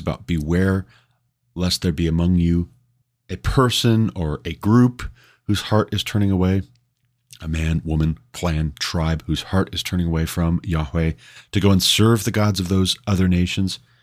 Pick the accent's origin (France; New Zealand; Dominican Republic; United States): United States; Montana; coming from Montana, growing up in Montana